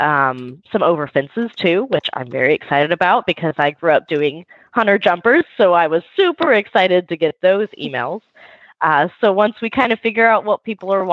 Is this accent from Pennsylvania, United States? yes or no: no; Sugar Land, Texas, United States; I am from Sugar Land, Texas, which is southwest of Houston